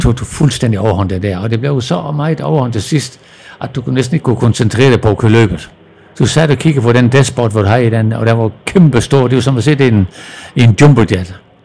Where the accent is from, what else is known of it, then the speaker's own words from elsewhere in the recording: Southern Jutland, Southern Denmark, Denmark; moved away as an adult; also born or lived in Germany; vi begyndte at skrue med knaller og kørte hjem i grusgravene hjemme i Sønderjylland